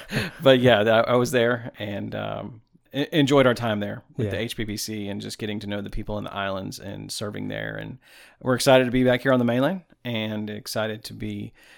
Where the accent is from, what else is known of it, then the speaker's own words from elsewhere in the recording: Tampa, Florida, United States; also born or lived in Alabama / Oahu, Hawaii; now in Tennessee, United States; I'm originally from Tampa, Florida.